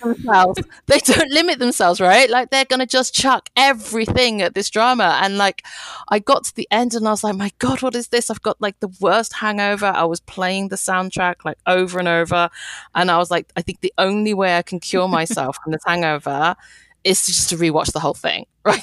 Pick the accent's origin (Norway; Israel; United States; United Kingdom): United Kingdom; I'm British Chinese, so my parents are from Hong Kong.